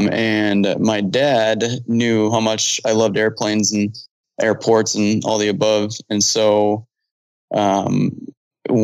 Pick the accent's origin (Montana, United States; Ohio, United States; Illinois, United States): Illinois, United States; Chicago; now in Phoenix, United States; So I grew up in Chicago. I grew up near O'Hare in the suburbs of Chicago, near O'Hare. So I grew up near O'Hare